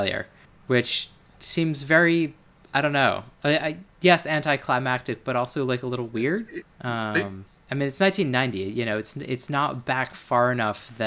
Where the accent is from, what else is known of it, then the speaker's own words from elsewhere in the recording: Baltimore, Maryland, United States; moved away as an adult; also born or lived in North Carolina; I was born in the South and grew up there